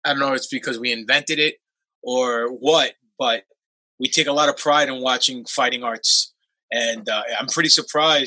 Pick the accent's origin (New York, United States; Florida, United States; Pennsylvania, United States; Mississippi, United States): New York, United States; growing up in New York, I was a Hulkamaniac when I was really young.